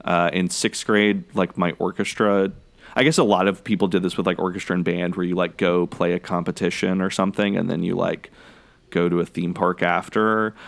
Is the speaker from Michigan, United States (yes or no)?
no; College Station, Texas, United States; I grew up in Central Texas, and there weren't really a whole lot of very accessible big amusement parks.